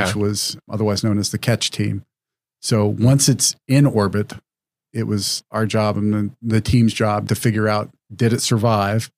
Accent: Wyoming, United States; moved away as an adult; I was a high school student in Wyoming

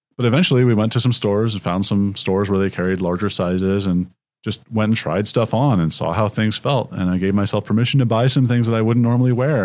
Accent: San Jose, California, United States; moved away as an adult; also born or lived in Palo Alto, California; now in Seattle, United States; I grew up in San Jose and Palo Alto, California

